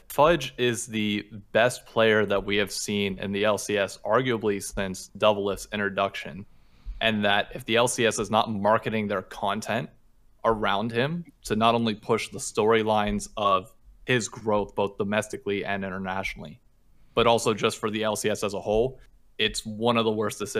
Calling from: New York City, New York, United States; Calling from Hell's Kitchen in New York City.

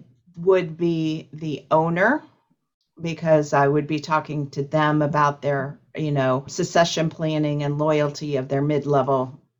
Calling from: Columbus, Ohio, United States; I am calling from Columbus, Ohio.

